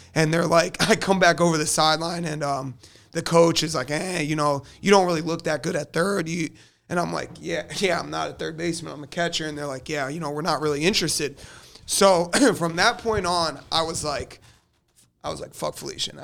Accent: South Florida, United States; also born or lived in Delaware; I'm a Florida kid. I'm, you know, I grew up in South Florida

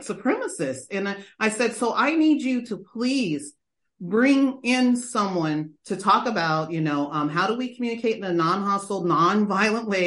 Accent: Lodi, California, United States; also born or lived in Stockton, California; I was born in Stockton. I grew up in a place called Lodi, very small town.

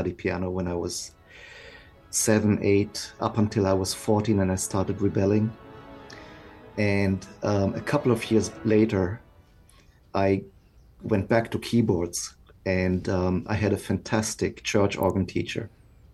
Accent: Alemannic region of Germany, Baden-Württemberg, Germany; moved away as an adult; also born or lived in Basel, Switzerland / Freiburg, Germany; now in Oregon, United States; I grew up in the Alemannic region of Germany, the very far southwest.

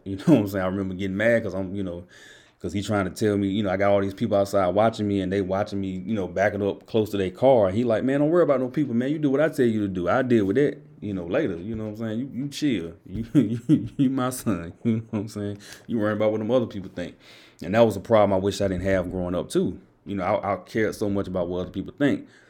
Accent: Enfield, North Carolina, United States; I'm from Enfield

